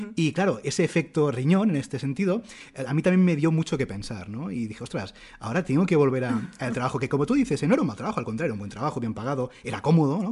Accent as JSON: {"language": "Spanish", "town": "Barcelona", "region": "Catalonia", "country": "Spain", "also_born_or_lived": "Madrid", "said": "nosotros somos de, aquí de Barcelona, pero estábamos viviendo en Madrid"}